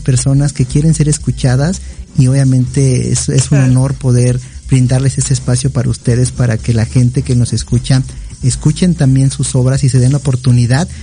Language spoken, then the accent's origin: Spanish; Mexico; nosotros también como mexicanos